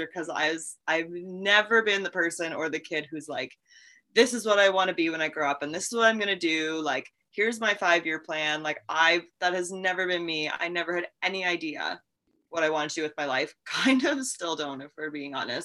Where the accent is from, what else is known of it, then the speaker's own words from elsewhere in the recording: Milbank, South Dakota, United States; I grew up, born and raised in Milbank in a house that my dad built himself